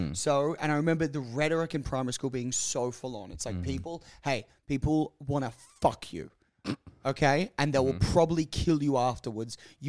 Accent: Capalaba, Queensland, Australia; like where the house I grew up in Kapalabar, we backed onto bush.

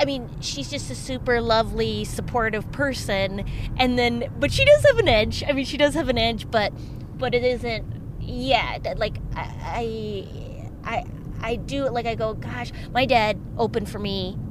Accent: Minnesota, United States; moved away; I did a motorcycle rally in my hometown.

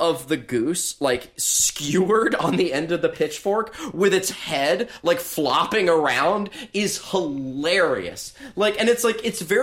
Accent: Alabama, United States; born or raised there; moved away

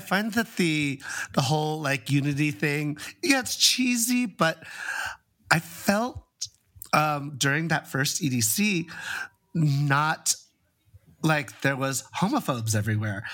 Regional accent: San Francisco, California, United States; growing up in San Francisco around this culture

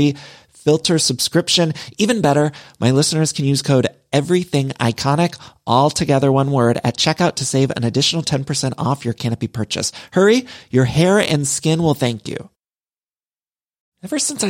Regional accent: Midwest, United States; now in Los Angeles, United States; Now, y'all know I'm from the Midwest, but I've lived in California for so long

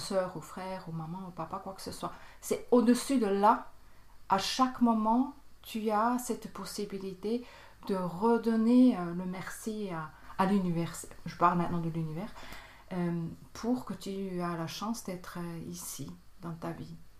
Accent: Bern, Switzerland; moved away; also born or lived in Tarn, France; Je viens de Berne, c'est en Suisse. J'ai grandi euh, aussi à Berne

